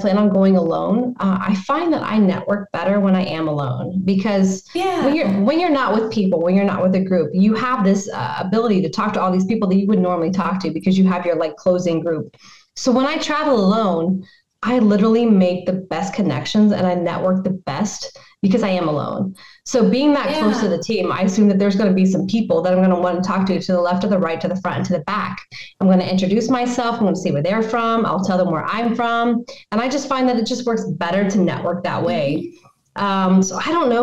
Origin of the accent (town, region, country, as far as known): Cincinnati, Ohio, United States